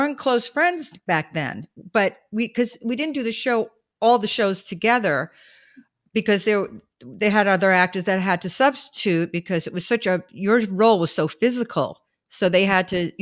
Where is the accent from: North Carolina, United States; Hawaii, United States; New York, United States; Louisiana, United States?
New York, United States; New York City; moved away as an adult; I'm from Brooklyn. So I got the real deal in Brooklyn